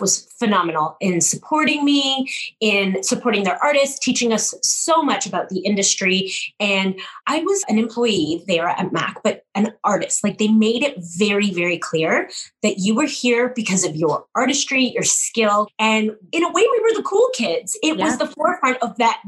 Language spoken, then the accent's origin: English; Canada; I'm a Canadian through and through, born and raised